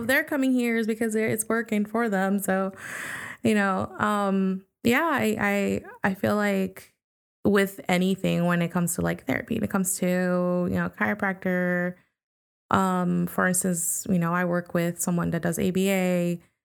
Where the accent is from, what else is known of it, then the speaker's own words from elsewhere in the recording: New York, United States; I grew up in New York 'cause I was born there